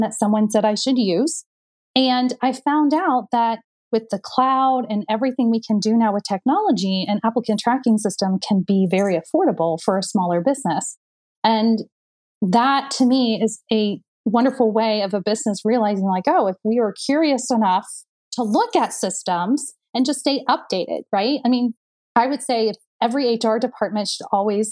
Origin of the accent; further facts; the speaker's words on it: Indiana, United States; I'm from Indiana. I'm a basketball girl. Like we were brought up to win, right?